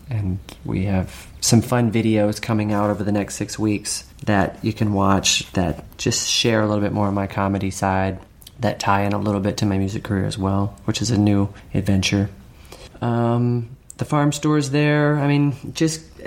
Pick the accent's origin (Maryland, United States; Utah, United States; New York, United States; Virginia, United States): Virginia, United States; growing up in Virginia